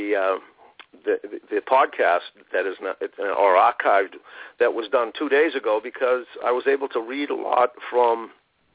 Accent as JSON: {"language": "English", "town": "Boston", "region": "Massachusetts", "country": "United States", "tie": "born or raised there", "said": "6 or 7 years old growing up in Roxbury"}